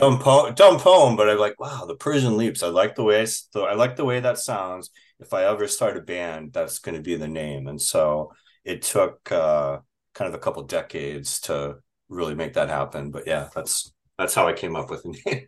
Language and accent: English; Minnesota, United States; also born or lived in Chicago; now in Minneapolis, United States; I was born in Chicago and moved here when I was very young, and I've otherwise lived in, uh, more, northern Minnesota